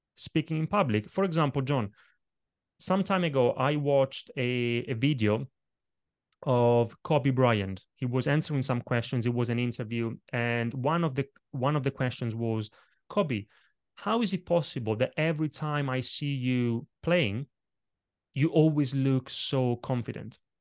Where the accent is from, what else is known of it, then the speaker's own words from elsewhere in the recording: Italy; now in London, United Kingdom; when I was a little kid growing up in Italy